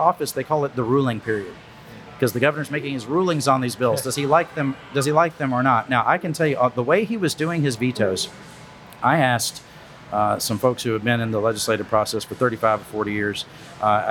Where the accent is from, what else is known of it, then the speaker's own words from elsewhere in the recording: Wharton County, Texas, United States; I grew up in Wharton County, Texas. I went to the Louise ISD when I was a kid